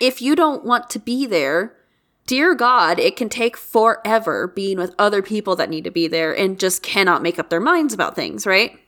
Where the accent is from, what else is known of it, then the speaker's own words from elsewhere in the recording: United States; as an American